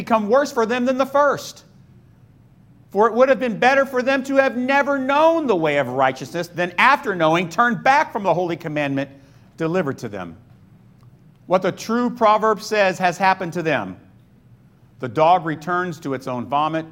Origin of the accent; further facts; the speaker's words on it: Florida, United States; moved away; also born or lived in New Hyde Park, New York; I grew up in Florida